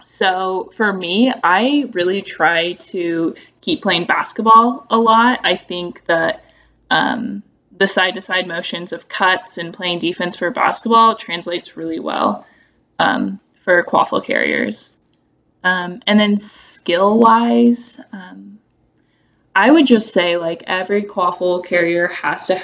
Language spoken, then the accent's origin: English; Kansas, United States; I'm from Kansas